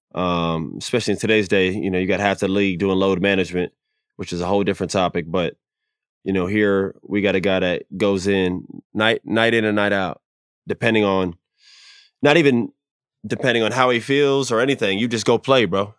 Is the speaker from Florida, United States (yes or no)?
yes; Florida, United States; growing up in Florida